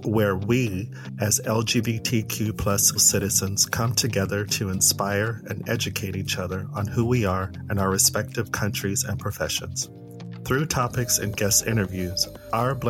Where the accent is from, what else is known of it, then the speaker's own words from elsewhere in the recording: United States; now in United Kingdom; I'm American. I'm here in the UK